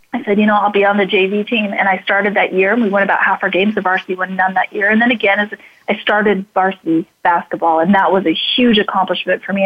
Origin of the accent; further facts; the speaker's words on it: Idaho Falls, Idaho, United States; I grew up in Idaho Falls, Idaho